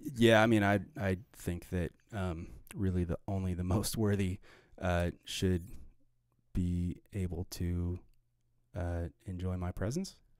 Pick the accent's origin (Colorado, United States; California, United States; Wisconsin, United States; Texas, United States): Colorado, United States; Arvada; also born or lived in Boulder, Colorado; I grew up in Arvada, Colorado, and in the, in Boulder